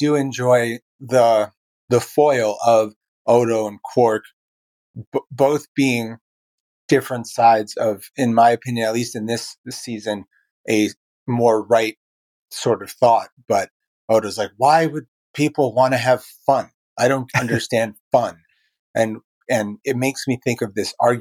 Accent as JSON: {"language": "English", "town": "New York City", "region": "New York", "country": "United States", "moved": "yes", "lives_now": "Baltimore, United States", "said": "I live in Baltimore, Maryland. I come from Brooklyn, New York"}